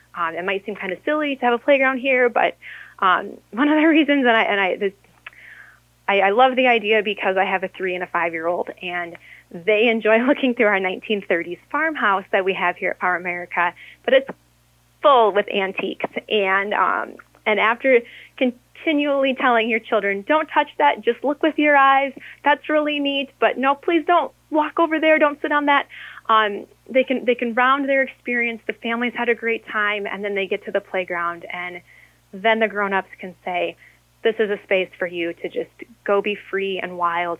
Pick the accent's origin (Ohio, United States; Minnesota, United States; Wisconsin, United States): Minnesota, United States; Harmony; my hometown of Harmony